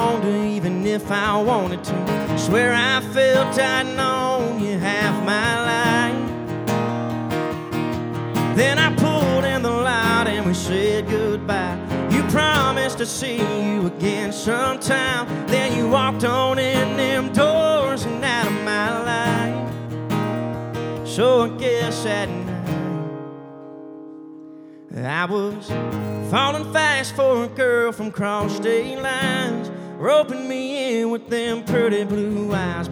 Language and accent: English; Pooler, Georgia, United States; I'm from Pooler, Georgia